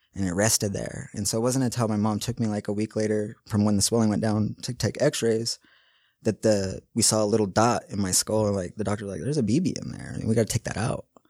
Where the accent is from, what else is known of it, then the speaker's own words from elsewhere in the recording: West Valley City, Utah, United States; I grew up right here in West Valley, Kearns.